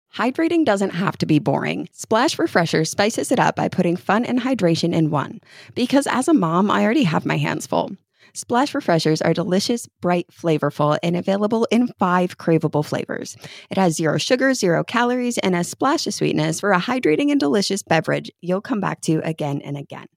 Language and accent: English; New York, United States; moved away as an adult; I lived in New York till I was twenty-four